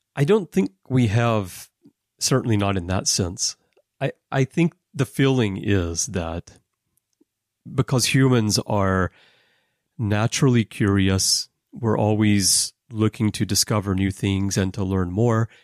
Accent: Alabama, United States; also born or lived in Texas; now in Japan; being from Texas, uh, but growing up in Alabama

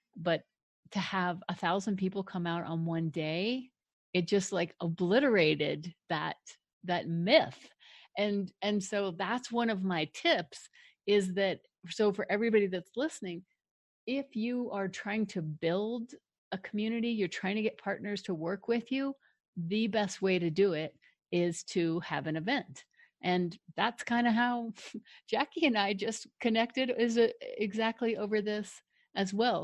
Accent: Denver, Colorado, United States; also born or lived in Longmont, Colorado; I grew up in Denver, one of a really big, huge family

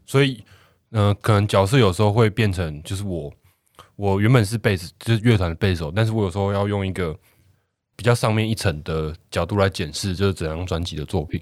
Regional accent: Kaohsiung, Taiwan; 我来自南子区，然后我是一个跟海连结很深的一个孩子，我是海的孩子

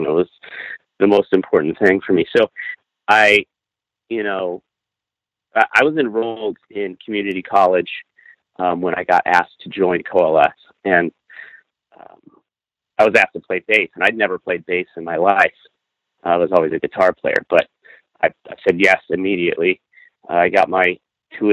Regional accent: Kansas City, Missouri, United States; growing up in the Kansas City music scene

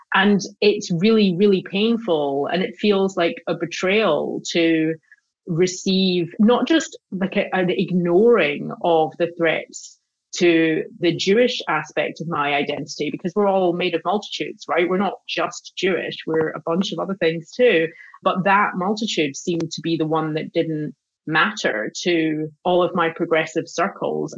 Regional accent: Glasgow, Scotland, United Kingdom; moved away as an adult; I grew up in Glasgow

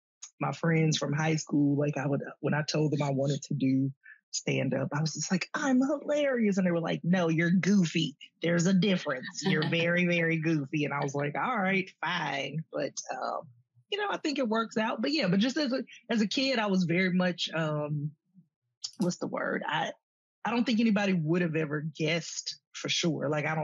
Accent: Columbus, Georgia, United States; moved away; also born or lived in Athens, Georgia; I was born in Columbus, Georgia. So, you know, that's my, hometown. I was born what was then called the Medical Center.

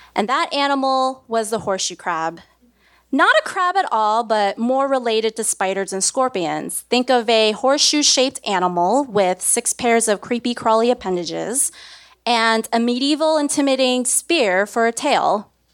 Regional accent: Brooklyn, New York, United States; I was born and raised in Brooklyn, New York, right here

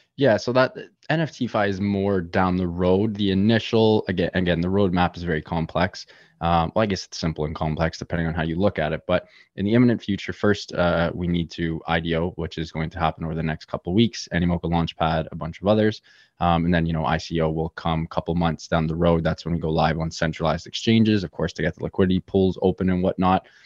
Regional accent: Toronto, Ontario, Canada; Born and raised in lovely Toronto, Canada

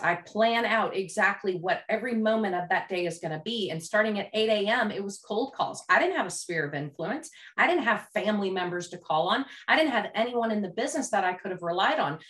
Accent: Louisville, Kentucky, United States; I grew up in Louisville, Kentucky

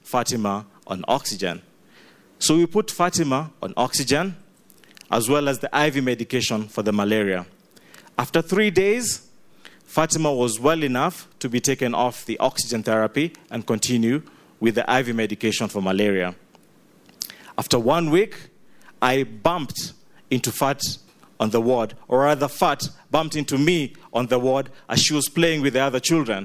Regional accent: Kenya; now in Uganda; I am Ugandan through and through, I grew up in Kenya

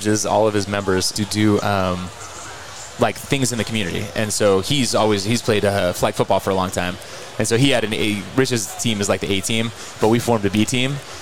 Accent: Austin, Texas, United States; I grew up in Texas

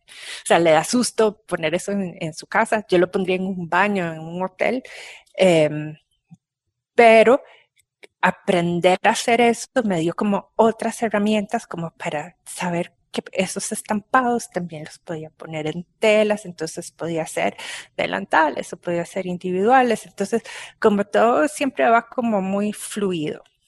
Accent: Costa Rica; cómo somos los ticos, qué comemos, dónde vivimos

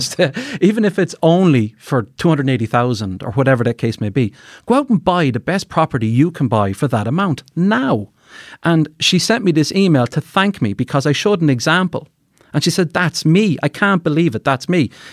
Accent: Carlow, Leinster, Ireland; now in Dublin, Ireland; I'm from the country, I'm from Carlow

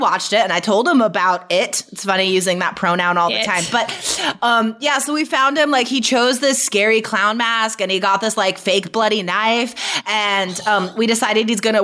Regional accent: United States; moved away as an adult; also born or lived in Taiwan; as an American living in Taiwan

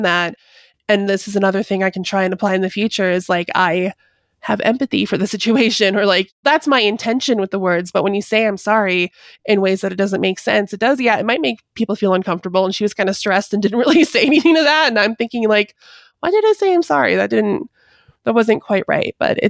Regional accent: Canada; now in United States; I'm from Canada. I live in the US. I'm visiting Canada right now. I'm all over the place. It's kind of complicated.

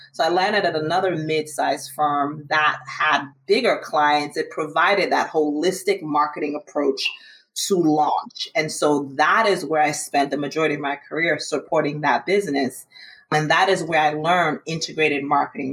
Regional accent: Maryland, United States; now in New York, United States; I'm originally from Maryland, but I came to New York

